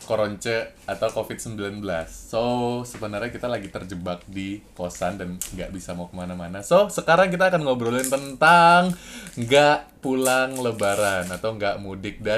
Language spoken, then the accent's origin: Indonesian; Pekanbaru, Riau, Indonesia; now in Jakarta, Indonesia; Kita perantauan yang ada di Jakarta dan gue tuh dari Pekanbaru dan Gun itu dari Medan.